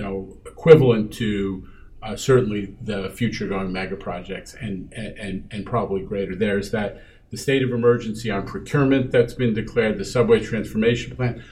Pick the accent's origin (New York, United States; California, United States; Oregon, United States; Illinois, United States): New York, United States; New York City; born or raised there